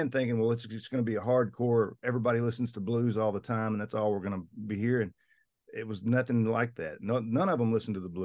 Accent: the South, United States; We're both from the South.

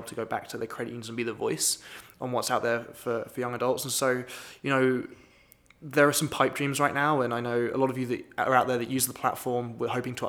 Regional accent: United Kingdom; now in Wisconsin, United States; Being British, it's not a holiday I celebrate.

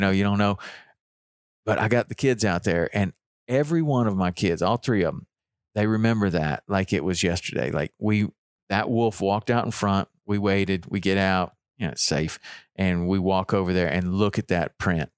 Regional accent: Chattanooga, Tennessee, United States; living, growing up in Chattanooga

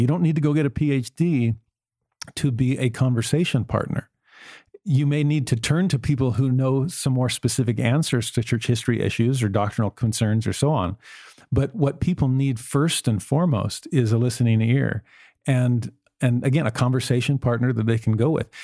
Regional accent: Los Angeles, California, United States; moved away; also born or lived in Tennessee; I, I grew up in Los Angeles

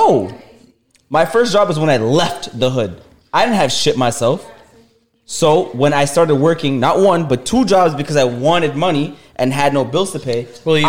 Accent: Toronto, Ontario, Canada; I grew up in Toronto Metro Housing. Gilder Drive.

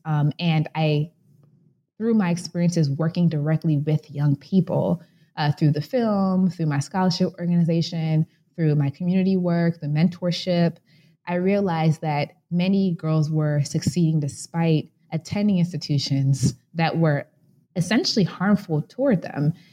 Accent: Chicago, Illinois, United States; I was born and raised in Chicago, Illinois

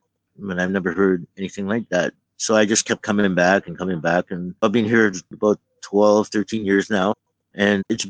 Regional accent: Toronto, Ontario, Canada; now in Vancouver, Canada; I'm from Toronto

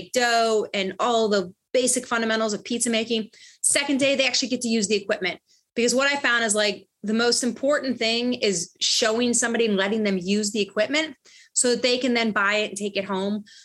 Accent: Ohio, United States; now in Brooklyn, New York, United States; I'm from Ohio

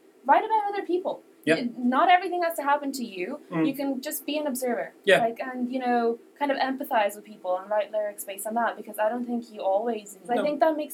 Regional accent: Ireland; growing up in Ireland in general with the music

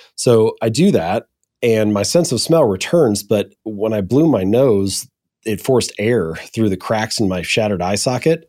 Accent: Hamilton, Ohio, United States; also born or lived in Columbus, Ohio; I'm an Ohio boy. I was born and raised in Hamilton, Ohio

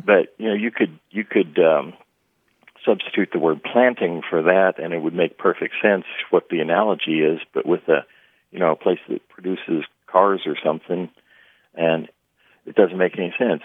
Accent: Midwest, United States; I grew up in the Midwest

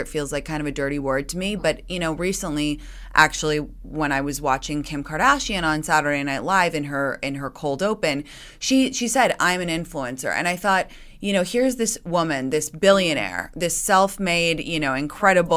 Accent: London, United Kingdom; moved away as an adult; now in United States; I grew up in London

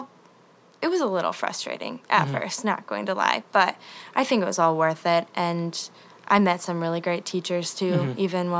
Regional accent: Northern Michigan, United States; moved away as an adult; also born or lived in Boston; now in Nashville, United States; So I am from Northern Michigan okay. in a very small town, but I've been going to school in Boston for the past 2 years.

